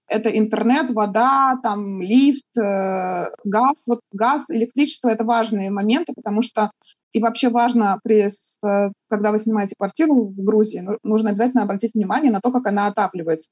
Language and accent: Russian; Kazan, Tatarstan, Russia; first language Russian; moved away as an adult; now in Tbilisi, Georgia; Я вообще выросла в средней полосе, я из Казани а, и жила там до этого всю, всю жизнь свою в Казани